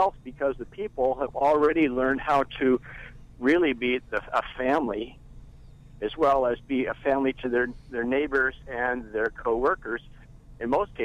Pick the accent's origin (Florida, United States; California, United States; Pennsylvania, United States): California, United States; Bay Area; born or raised there